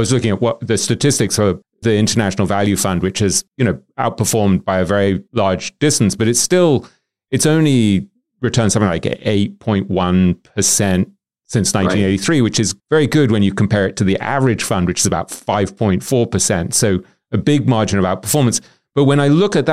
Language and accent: English; England, United Kingdom; as an Englishman